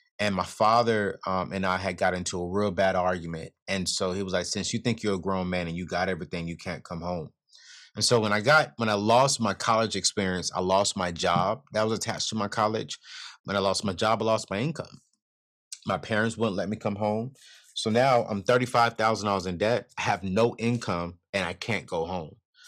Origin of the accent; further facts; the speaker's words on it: California, United States; also born or lived in North Carolina; And so growing up in California with my mom, other dad, and siblings, and then I spent half of my life on in North Carolina with my dad and other mom. And so I'm literally West Coast, East Coast kind of guy